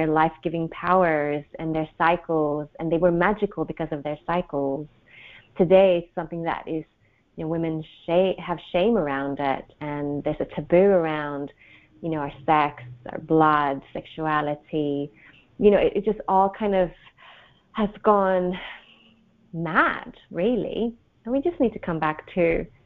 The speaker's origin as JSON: {"language": "English", "country": "Sweden", "also_born_or_lived": "Australia", "moved": "as an adult", "said": "I come from Sweden. I'm back in Sweden. I've lived abroad for many, many years, mostly in Australia"}